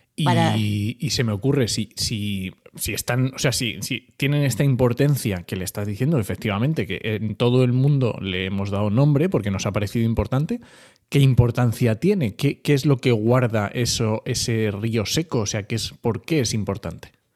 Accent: Asturias, Spain; yo soy asturiano

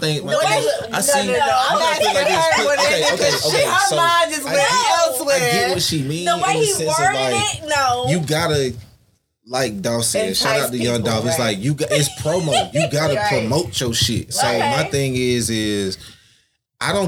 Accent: Gallatin, Tennessee, United States; I'm from Gallatin, Tennessee. It's a city right outside of Nashville. Mm-hmm. I've been here for like 20 years, since I was like 13.

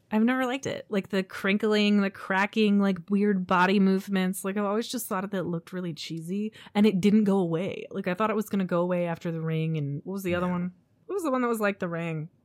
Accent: San Diego, California, United States; I grew up in San Diego

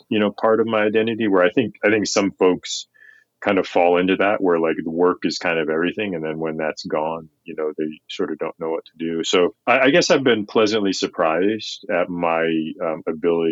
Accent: Goose Creek, South Carolina, United States; born or raised there

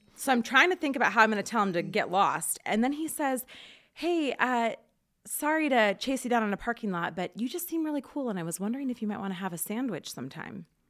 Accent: Portland, Oregon, United States; also born or lived in Rathdrum, Idaho; now in Rathdrum area, United States; I grew up in Portland and then came here.

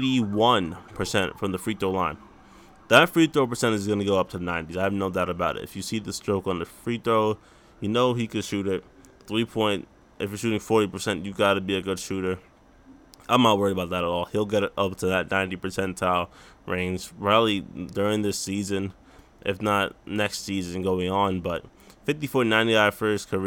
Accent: New York, United States; born or raised there

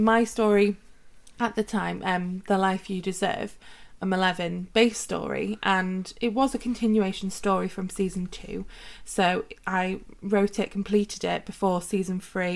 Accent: Wales, United Kingdom; our country of Wales in the UK

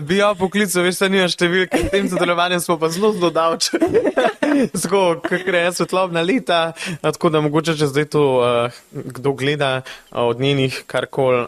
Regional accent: Besnica, Upper Carniola, Slovenia; v mojem domačem kraju v Besnici

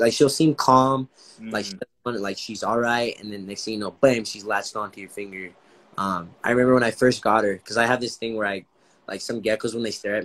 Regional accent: Los Angeles, California, United States; moved away; I was born and raised in Los Angeles

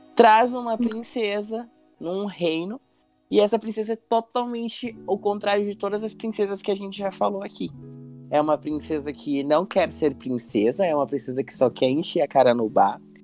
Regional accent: Brazil; eu sou brasileiro

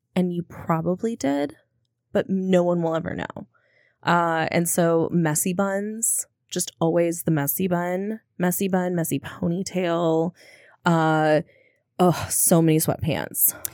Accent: Minnesota, United States; I'm a Minnesotan

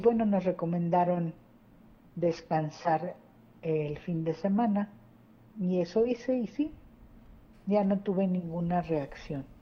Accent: Mexico; now in Saltillo, Mexico; yo soy de México, ya tengo aquí viviendo 33 años, ¿verdad? Mis dos hijos eh, son saltillenses

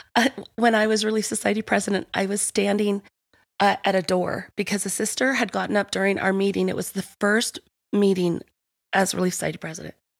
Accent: Provo, Utah, United States; I was born and raised in Provo.

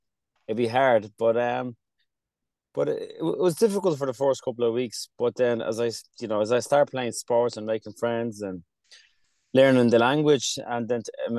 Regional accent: Leitrim, Connacht, Ireland; born or raised there; English is a second language; also born or lived in Ramadi, Iraq (refugee camp) / Dublin

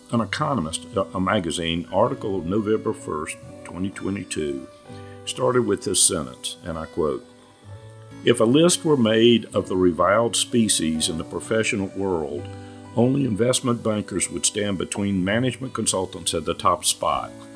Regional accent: North Carolina, United States; I grew up in North Carolina and consulted almost exclusively in the Southeast.

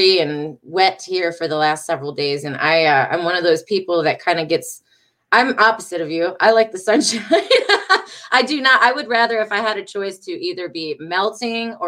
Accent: Detroit, Michigan, United States; now in North Carolina, United States; I'm originally from Detroit, Michigan

